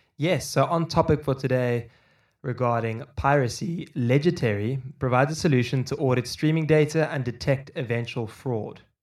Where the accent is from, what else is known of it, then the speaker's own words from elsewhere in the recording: Cape Town, Western Cape, South Africa; I grew up in Cape Town in South Africa